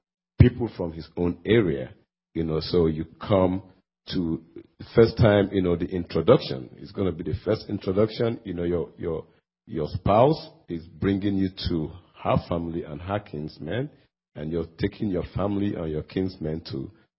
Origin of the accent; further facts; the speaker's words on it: Nigeria; moved away; I happen to come from another culture. I come from Nigeria. In West Africa, and back where I come from